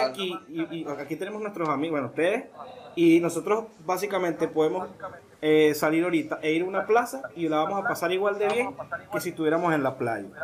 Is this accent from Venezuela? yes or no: yes; Venezuela; moved away; nosotros como inmigrantes, que obviamente venimos de allá de Venezuela